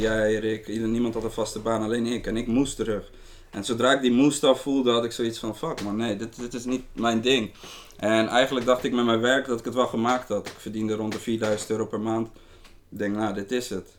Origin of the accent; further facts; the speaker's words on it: Rotterdam, South Holland, Netherlands; Ik ben een jongen uit Rotterdam